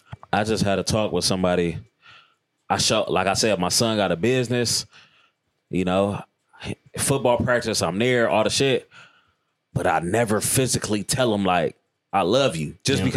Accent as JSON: {"language": "English", "town": "Richmond", "region": "California", "country": "United States", "tie": "born or raised there", "said": "growing up in Richmond."}